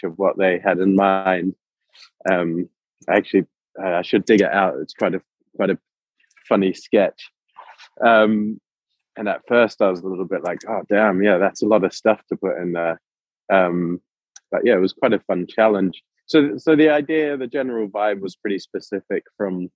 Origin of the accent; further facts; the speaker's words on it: New Zealand; growing up in New Zealand